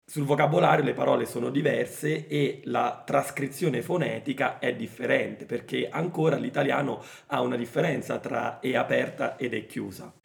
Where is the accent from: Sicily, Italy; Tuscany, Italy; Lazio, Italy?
Lazio, Italy; Rome; accent: Roman regional Italian; io sono di Roma, sono nato a Roma come eh, Lucrezia e quindi i miei genitori pure sono nati a Roma e quindi il mio italiano è influenzato dal modo di parlare di Roma